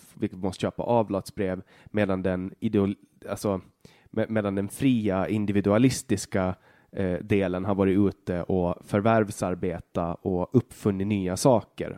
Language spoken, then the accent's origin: Swedish; Åland, Finland; Vi är båda ålänningar, vi är båda finnar